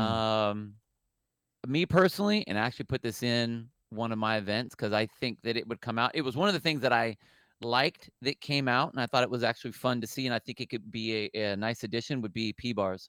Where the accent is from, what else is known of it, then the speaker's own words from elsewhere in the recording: California, United States; I'm, I'm from the Tel, um, California